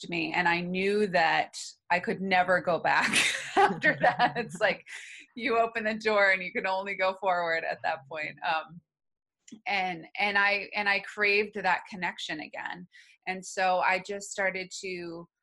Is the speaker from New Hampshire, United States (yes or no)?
yes; New Hampshire, United States; I grew up in New Hampshire.